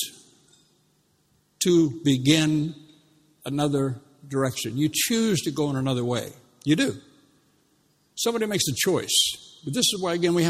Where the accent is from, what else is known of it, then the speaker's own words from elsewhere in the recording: United States; moved away as an adult; when I came over here 31, 32 years ago, I mean, I come from the States